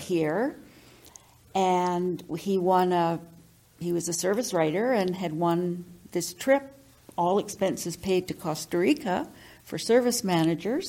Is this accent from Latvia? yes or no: no; Victoria, British Columbia, Canada; moved away as an adult; now in Fort St. John, Canada; born and raised in Victoria, lived there all of my years until uh, I uh, got married